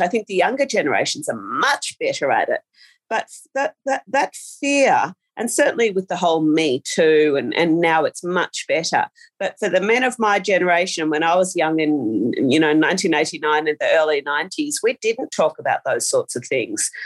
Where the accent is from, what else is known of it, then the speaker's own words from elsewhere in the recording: Australia; I have lived in small rural towns almost all of my life